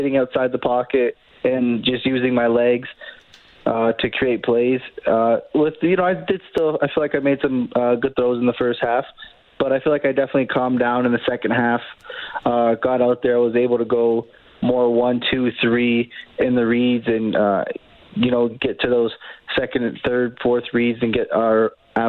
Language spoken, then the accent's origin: English; Niagara area, Southern Ontario, Canada; born or raised there; moved away as an adult; now in Edmonton, Canada